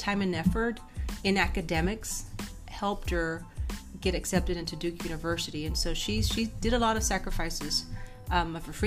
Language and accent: English; Mexico; moved away; also born or lived in Washington State; my parents don't speak any English because we are from Mexico